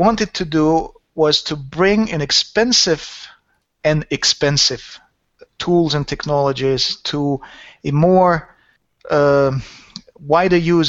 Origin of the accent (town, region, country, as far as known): Saint Petersburg, Russia; born or raised there; also born or lived in Helsinki, Finland